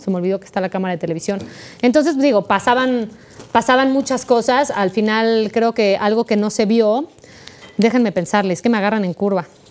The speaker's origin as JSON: {"language": "Spanish", "country": "Mexico", "first_language": "Spanish"}